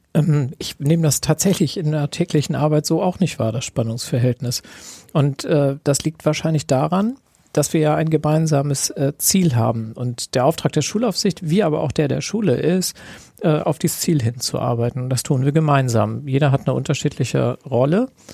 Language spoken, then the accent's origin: German; Kiel, Schleswig-Holstein, Germany; für mich als Kieler